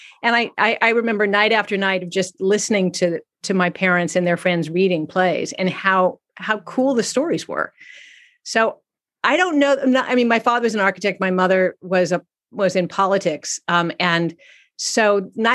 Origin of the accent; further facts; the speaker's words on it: San Francisco, California, United States; moved away; also born or lived in Exeter, New Hampshire; I grew up in San Francisco in the 60s